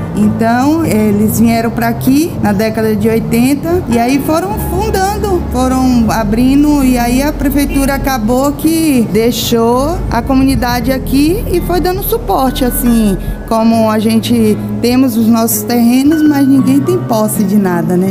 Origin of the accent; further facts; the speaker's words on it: Ilhéus, Bahia, Brazil; Eu sou nativa daqui, nasci aqui na Lagoa Encantada